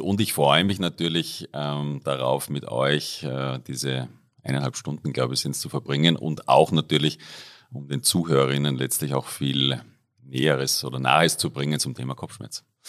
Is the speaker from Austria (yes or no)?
yes; Upper Austria, Austria; moved away as an adult; now in Innsbruck, Austria; ich komme ursprünglich aus Oberösterreich, äh, bin dort aufgewachsen, dort da zur Schule gegangen